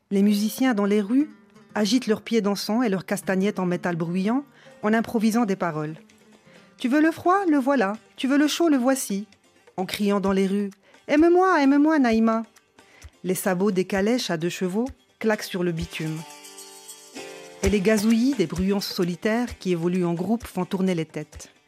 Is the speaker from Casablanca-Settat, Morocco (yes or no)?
no; Salé, Rabat-Salé-Kénitra, Morocco; born there; Je ne suis pas né à Marrakech, je suis né à Salé. Près de Rabat